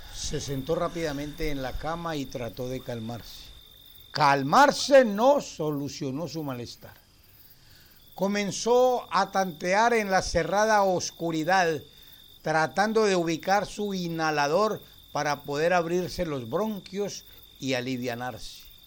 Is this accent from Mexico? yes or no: no; Argentina; now in Brazil; Soy argentina, pero hace muchos años que vivo en Brasil